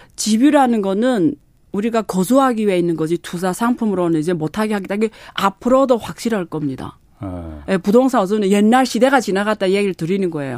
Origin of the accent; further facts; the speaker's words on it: China; now in South Korea; 제가 중국 국적자라고